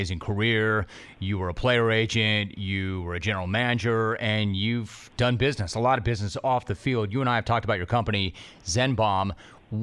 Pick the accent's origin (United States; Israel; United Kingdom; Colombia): United States; Calabasas, California; I grew up in the San Fernando Valley. I grew up in Calabasas.